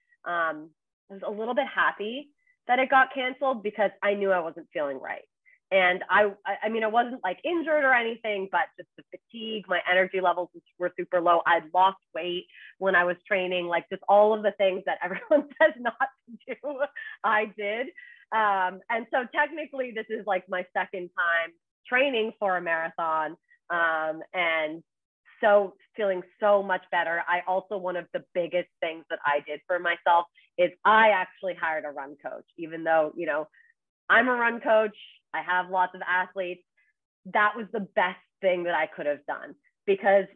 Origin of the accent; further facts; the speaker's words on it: Toronto, Ontario, Canada; moved away as an adult; now in New York City, United States; in Toronto, my hometown.